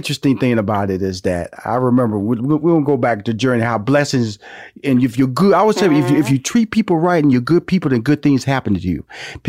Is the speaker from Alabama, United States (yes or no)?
no; Houston, Texas, United States; I'm from Houston, Texas, and a country boy.